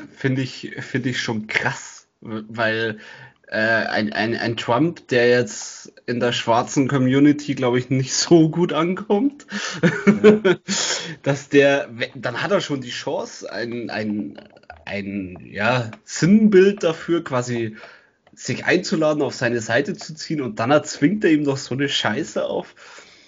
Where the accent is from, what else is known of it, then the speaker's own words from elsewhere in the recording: Germany; bei uns in Deutschland